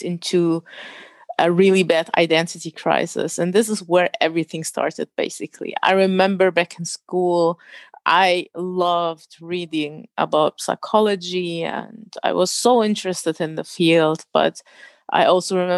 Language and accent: English; Germany; accent: German; first language German; English is a second language; I was born and raised in Germany.